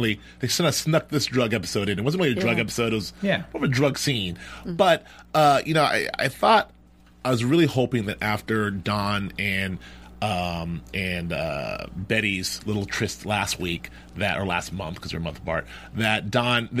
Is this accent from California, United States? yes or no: yes; Los Angeles, California, United States; we're from Los Angeles